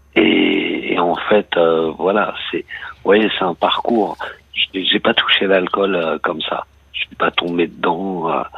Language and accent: French; Argenteuil, Île-de-France, France; now in Brittany, France; je suis de la, région parisienne, hein, je suis d'Argenteuil